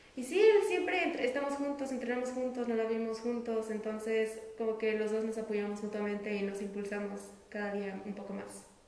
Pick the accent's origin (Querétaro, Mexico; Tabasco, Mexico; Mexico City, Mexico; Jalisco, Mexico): Querétaro, Mexico; Yo soy de aquí, de la ciudad de Querétaro